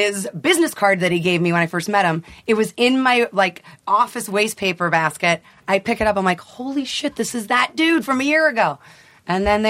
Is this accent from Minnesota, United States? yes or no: no; Youngstown, Ohio, United States; I grew up in Ohio